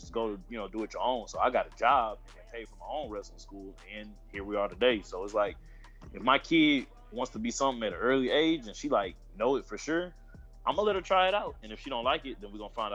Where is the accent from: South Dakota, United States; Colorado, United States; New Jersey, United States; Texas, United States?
Texas, United States; Houston; I'm from Houston, Texas